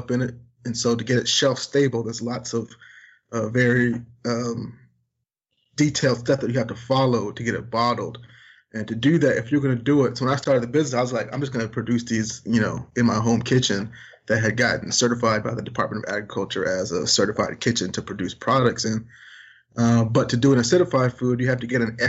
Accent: Richmond, Virginia, United States; Growing up in Richmond, Virginia, where there's not a lot of barbecue

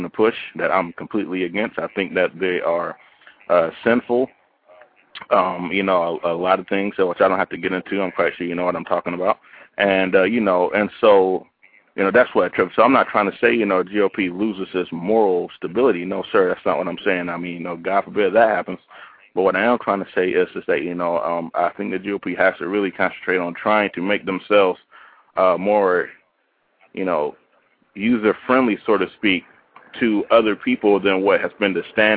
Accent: the South, United States; I grew up in the South

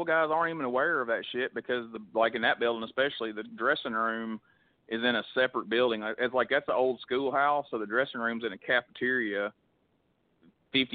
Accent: Coleman, United States; my hometown of Coleman

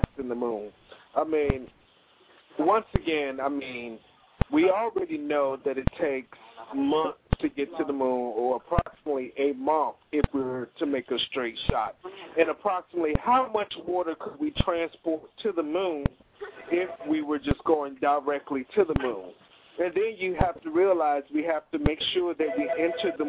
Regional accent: Hampton Roads, Virginia, United States; calling in from my hometown of the Hampton Roads area

